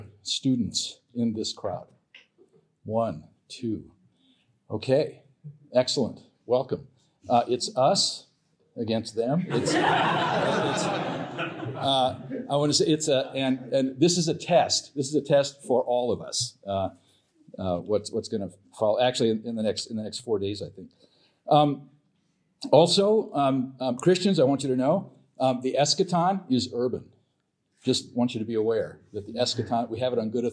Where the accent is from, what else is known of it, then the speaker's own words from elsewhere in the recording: California, United States; when I was a kid growing up in California a long time ago